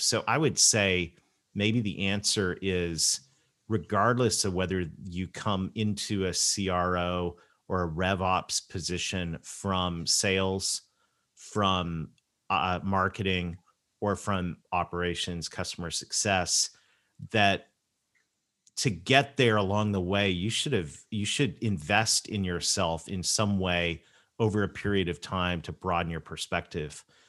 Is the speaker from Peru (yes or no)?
no; Canada; I'm Canadian